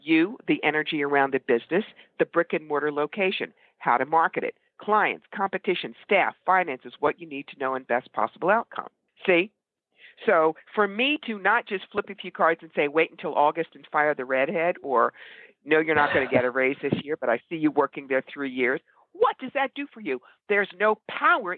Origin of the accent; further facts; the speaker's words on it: New York, United States; I'm a New Yorker